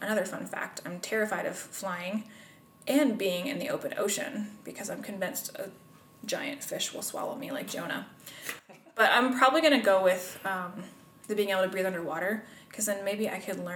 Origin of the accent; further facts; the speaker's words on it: Pendleton, Indiana, United States; also born or lived in Marion, Indiana; So, I am from Indiana. I've lived here all my life. Pendleton is my hometown